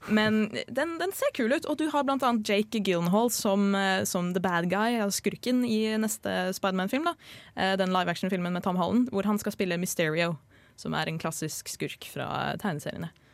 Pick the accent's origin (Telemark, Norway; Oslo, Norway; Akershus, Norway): Akershus, Norway; Drøbak; Jeg feira verken julaften eller nyttår hjemme i Drøbak